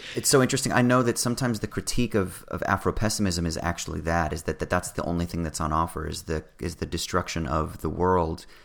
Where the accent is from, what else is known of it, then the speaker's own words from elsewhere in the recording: California, United States; I'm from California